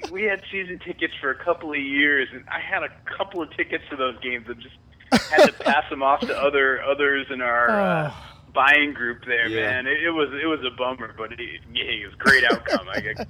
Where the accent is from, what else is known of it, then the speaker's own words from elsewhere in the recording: New England, United States; I mean, I grew up in New England.